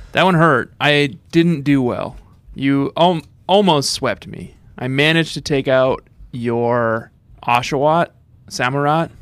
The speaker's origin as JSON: {"language": "English", "region": "Minnesota", "country": "United States", "tie": "born or raised there", "said": "was growing up in Minnesota"}